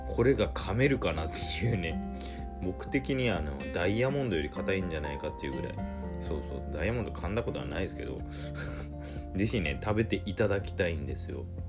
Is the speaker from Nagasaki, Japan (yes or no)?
yes; Nagasaki, Japan; 地元 が長崎県なんですけども